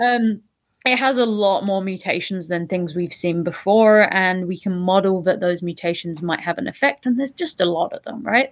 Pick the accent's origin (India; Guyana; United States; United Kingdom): United Kingdom; now in Toronto, Canada; I'm from the U K originally, as you can probably hear in my accent